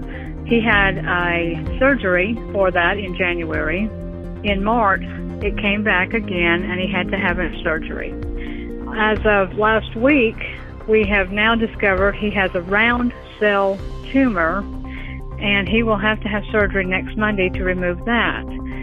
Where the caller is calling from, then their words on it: Central Alabama, United States; I'm calling from Central Alabama.